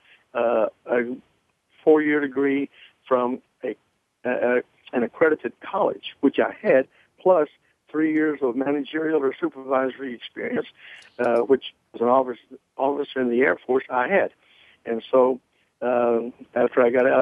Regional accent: Charleston, South Carolina, United States; moved away; my hometown of Charleston, South Carolina.

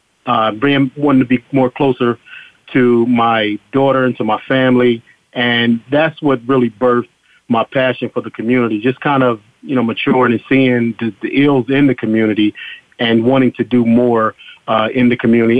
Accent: Chester, Pennsylvania, United States; moved away as an adult; also born or lived in Philadelphia; I grew up here in my hometown

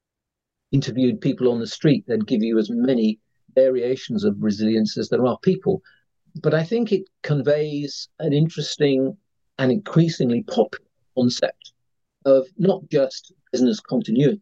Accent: United Kingdom; probably tell from my accent, I'm a Brit

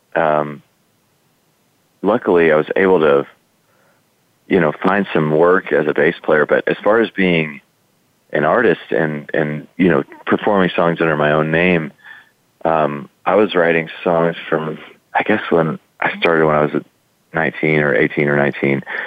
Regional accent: Texas, United States; I grew up in Texas

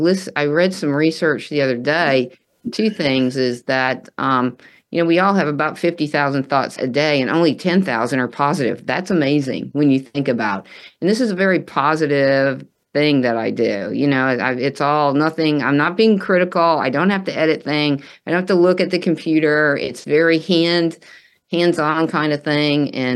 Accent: the South, Texas, United States; I'm from the South.

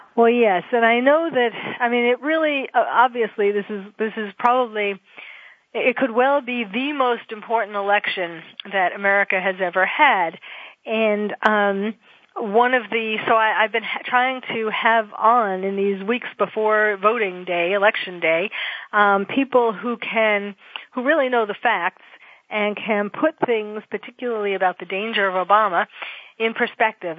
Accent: New York, United States; moved away; I was born and bred in New York

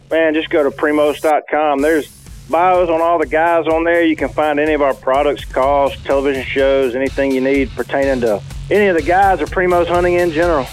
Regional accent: South Alabama, United States; also born or lived in Mississippi; growing up in South Alabama

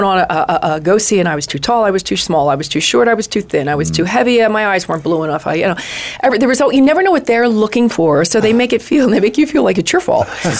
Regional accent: New York, United States; also born or lived in Los Angeles; now in Phoenix, United States; I'm a New Yorker. We're East Coasters. I'm an East Coaster.

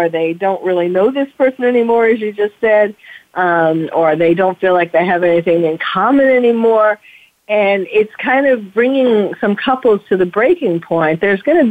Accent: New York City, New York, United States; now in California, United States; I'm a New Yorker, born and bred. I mean, I live in California now, but New York is still in me

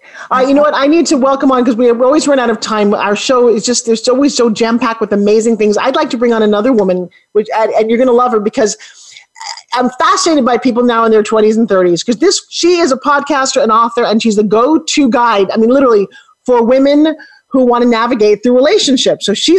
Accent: New York, United States; I'm a New York girl

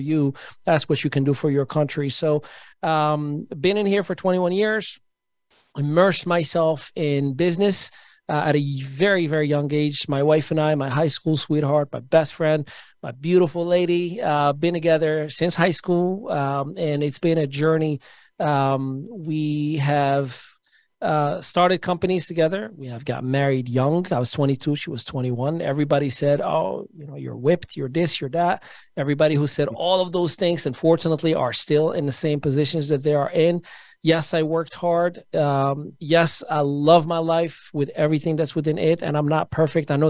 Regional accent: Morocco; now in United States; Born and raised in Morocco, Northwest Africa, been in the United States for the last 21, going on 22 years.

